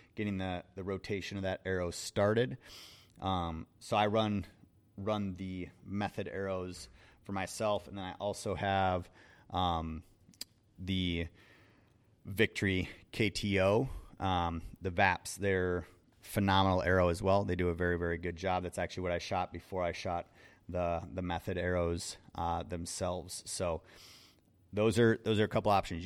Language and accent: English; Wisconsin, United States; I'm from Wisconsin.